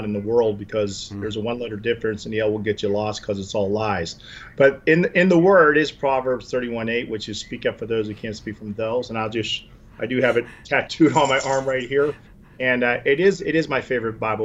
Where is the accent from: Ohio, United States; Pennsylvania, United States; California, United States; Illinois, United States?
Pennsylvania, United States; Pittsburgh; moved away as an adult; also born or lived in Atlanta, Georgia / Fort Myers, Florida; I returned to my hometown of Pittsburgh in the early 90s